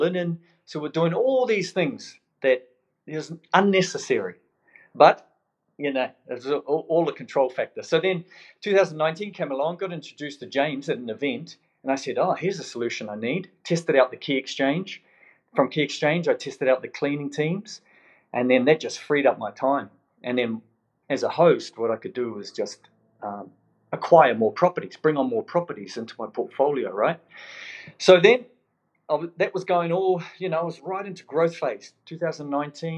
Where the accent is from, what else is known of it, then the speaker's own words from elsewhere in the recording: New Zealand; now in Melbourne, Australia; originally from New Zealand. Came over in 2004. You know, one Kiwi at a time, and here we are. So, but people still pick up the accent